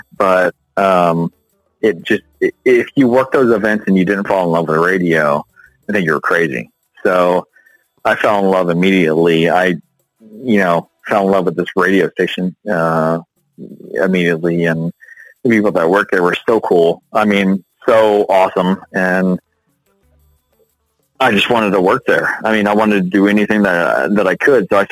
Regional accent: Winter Park, Florida, United States; Born and raised in Central Florida. So I grew up in Winter Park

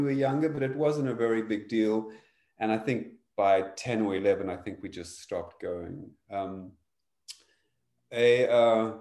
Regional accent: Cape Town, Western Cape, South Africa; I grew up in South Africa, specifically in Cape Town

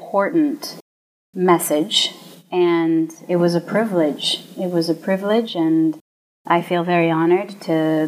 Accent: Israel; moved away as an adult; also born or lived in United States; born in Israel, I grew up in Israel, but I have been acting in America my whole grown life.

